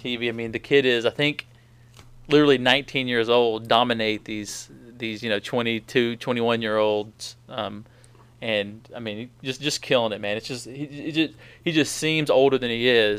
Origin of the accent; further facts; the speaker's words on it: Cartersville, Georgia, United States; I'm from North Georgia, from Cartersville